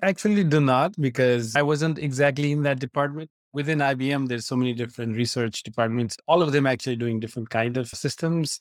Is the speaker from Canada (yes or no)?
no; Nepal; moved away as an adult; I grew up in Nepal and then came here for college.